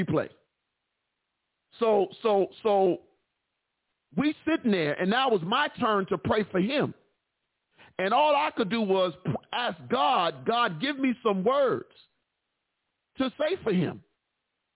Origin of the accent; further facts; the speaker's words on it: Chicago, Illinois, United States; I'm from Chicago. I'm from the West Side